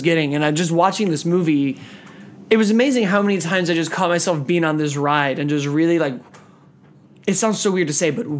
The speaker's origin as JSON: {"language": "English", "town": "Chicago", "region": "Illinois", "country": "United States", "tie": "born or raised there", "said": "I grew up in Chicago"}